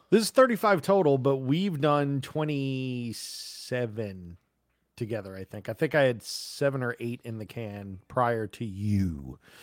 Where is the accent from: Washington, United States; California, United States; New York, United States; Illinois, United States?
New York, United States; moved away; I'm from New York originally